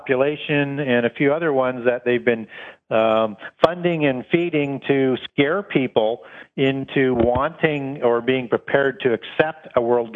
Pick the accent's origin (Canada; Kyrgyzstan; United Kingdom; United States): Canada; from Canada